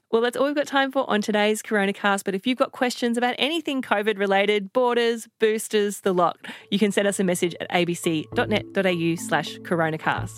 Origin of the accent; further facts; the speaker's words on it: Queensland, Australia; My home state of Queensland